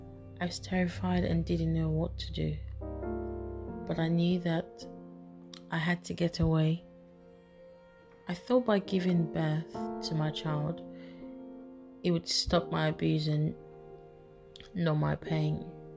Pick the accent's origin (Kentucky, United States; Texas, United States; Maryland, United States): Maryland, United States; Baltimore; I was raised in Baltimore, Maryland, by my biological father. We moved places numerous times and, as such, never had much stability.